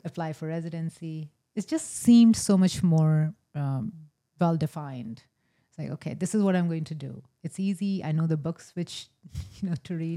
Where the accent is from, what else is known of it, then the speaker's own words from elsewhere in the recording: rural North India, India; moved away as an adult; also born or lived in Meadville, Pennsylvania; now in Erie, United States; I was born in a small town in rural North India.